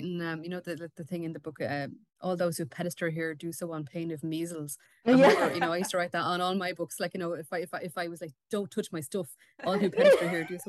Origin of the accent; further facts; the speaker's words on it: Wexford, Leinster, Ireland; landscapes that would have been so different to the one I grew up in, because I'm from Wexford, so it would have been totally different.